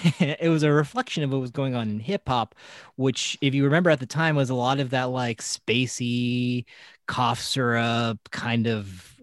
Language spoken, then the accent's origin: English; California, United States; And Neverland Ranch is close to where we grew up in Santa Barbara County.